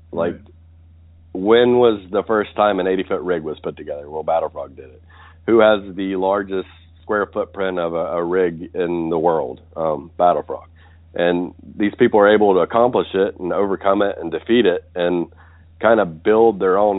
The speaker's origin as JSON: {"language": "English", "region": "West Virginia", "country": "United States", "tie": "born or raised there", "moved": "as an adult", "said": "I grew up in West Virginia, uh, more or less as a country boy"}